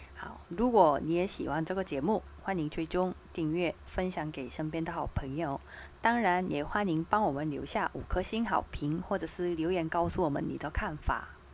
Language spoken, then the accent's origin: Chinese; South Korea; Chinese is a second language; moved away as an adult; now in Taiwan; 刚来韩国的时候